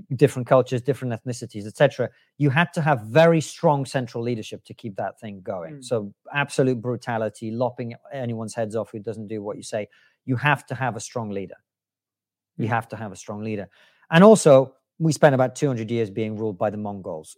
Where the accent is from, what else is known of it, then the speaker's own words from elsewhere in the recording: Moscow, Russia; moved away; as a kid growing up in Moscow